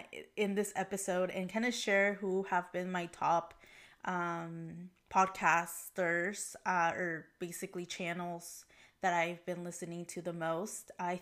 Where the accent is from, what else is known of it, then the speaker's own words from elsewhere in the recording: Mexico; born there; English is a second language; Yeah, so I was born in Mexico, and ever since I was young, my family and I traveled to Mexico frequently, at minimum once per year.